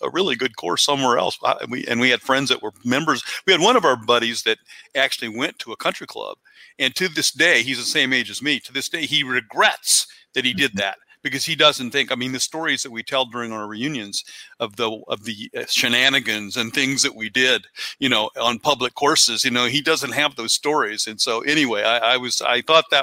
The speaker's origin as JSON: {"language": "English", "town": "Fort Wayne", "region": "Indiana", "country": "United States", "tie": "born or raised there", "said": "I grew up in Fort Wayne, Indiana"}